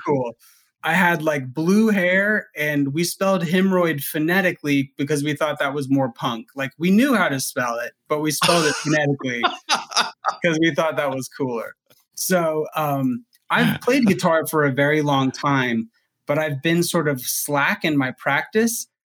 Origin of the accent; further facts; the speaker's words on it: Huntsville, Alabama, United States; my hometown minor league team is the Rocket City Trash Pandas